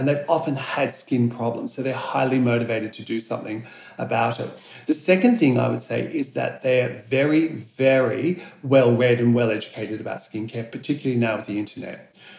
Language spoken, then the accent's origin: English; Australia; So Australia, you know, 80% of facial aging is caused by the sun. and as Australian scientists like me, our dermatologists, our plastic surgeons are very well aware of this